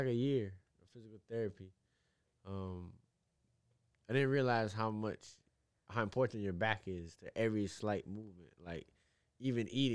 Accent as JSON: {"language": "English", "town": "Kapolei", "region": "Hawaii", "country": "United States", "tie": "born or raised there", "moved": "as an adult", "lives_now": "Atlanta, United States", "said": "born and raised in Hawaii"}